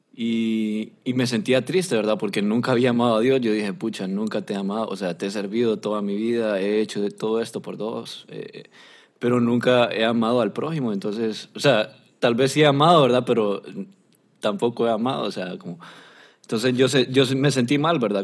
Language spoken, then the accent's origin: Spanish; Honduras; yo soy de Honduras